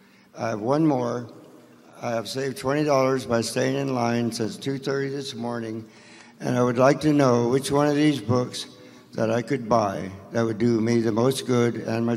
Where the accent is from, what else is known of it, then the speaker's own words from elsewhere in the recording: California, United States; I'm from Wychbeck, California.